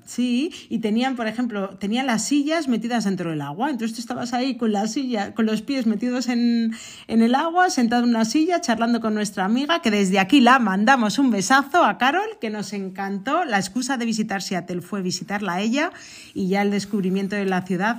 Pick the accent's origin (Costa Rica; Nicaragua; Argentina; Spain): Spain; Arribes del Duero, Castile and León; mi pueblo, que está en las Arribes de Duero